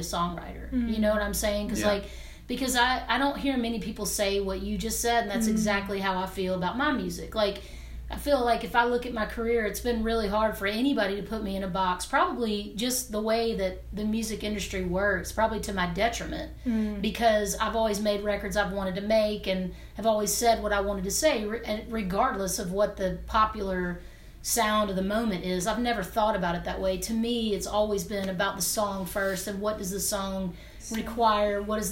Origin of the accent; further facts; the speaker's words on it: Hernando, Mississippi, United States; I'm from Northwest Mississippi, right outside of Memphis, Tennessee. My parents still live in Hernando, where I'm from.